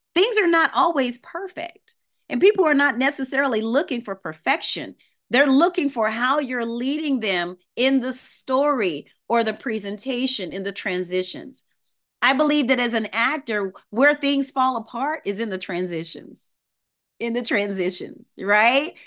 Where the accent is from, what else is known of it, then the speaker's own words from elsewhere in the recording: New Orleans, Louisiana, United States; I grew up in New Orleans, Louisiana